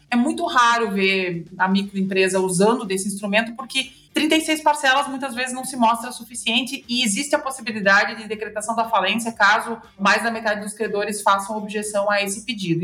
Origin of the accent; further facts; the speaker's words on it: interior of Rio Grande do Sul, Brazil; Eu sou aqui do interior do Rio Grande do Sul, as pessoas já devem ter notado isso pelo meu sotaque